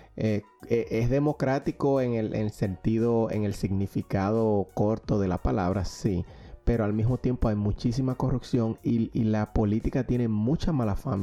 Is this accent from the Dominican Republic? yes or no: yes; Dominican Republic; now in Pennsylvania, United States; como diríamos en, Dominicana